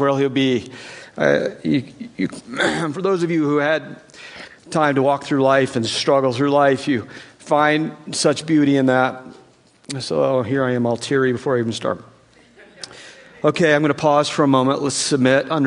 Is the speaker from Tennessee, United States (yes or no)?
yes; East Tennessee, United States; I grew up in East Tennessee, so what is very likely is I will use the wrong words